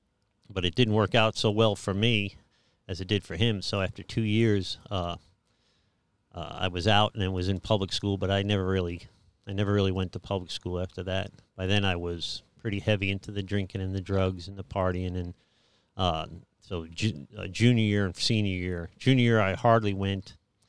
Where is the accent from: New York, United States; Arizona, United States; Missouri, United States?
New York, United States; New York City; Well, I think I was raised in New York City in Staten Island, New York, in the 70s and 80s. Really the 80s, I guess.